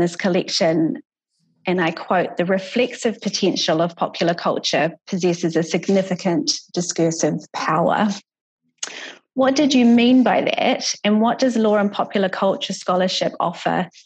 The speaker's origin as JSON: {"language": "English", "country": "New Zealand", "said": "as a New Zealander"}